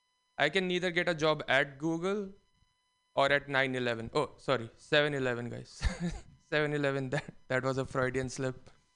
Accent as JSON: {"language": "English", "country": "India", "said": "But it's tough being unique as an Indian. There's like a billion of us."}